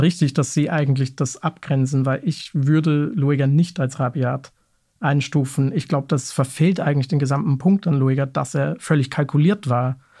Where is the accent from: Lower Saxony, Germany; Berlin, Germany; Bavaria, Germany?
Bavaria, Germany; Munich; moved away; Ich stamme zum Beispiel ursprünglich aus München